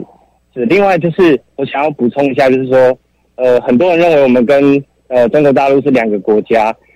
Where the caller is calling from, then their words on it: Taoyuan, Taiwan